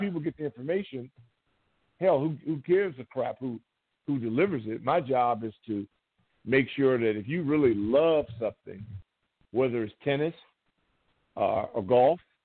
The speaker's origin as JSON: {"language": "English", "region": "Southern California", "country": "United States", "tie": "born or raised there", "moved": "yes", "said": "the team stayed in my hometown"}